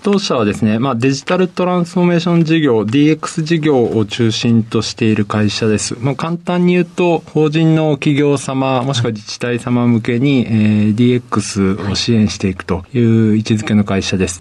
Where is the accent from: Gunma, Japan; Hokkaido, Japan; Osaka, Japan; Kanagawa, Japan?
Osaka, Japan; 出身は大阪です